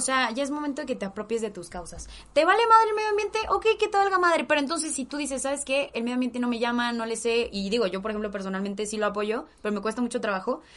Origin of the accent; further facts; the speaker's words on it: Mexico; somos todos nosotros mexicanos y mexicanas de a pie